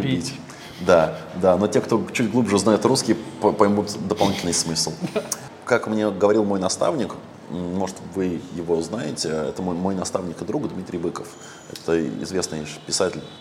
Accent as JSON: {"language": "Russian", "country": "Russia", "tie": "born or raised there", "moved": "as an adult", "lives_now": "Vietnam", "said": "я в России всю жизнь вырос"}